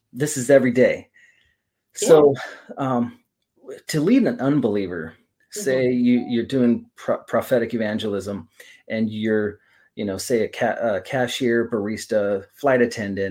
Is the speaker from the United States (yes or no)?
yes; Oregon, United States; now in Phoenix, United States; Oregon, my home state